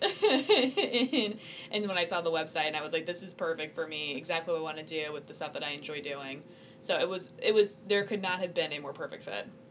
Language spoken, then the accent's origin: English; Illinois, United States; I am from Illinois